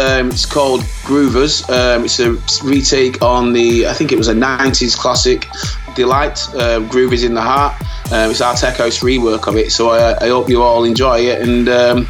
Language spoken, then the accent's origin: English; Bolton, North West England, United Kingdom; I'm from Bolton.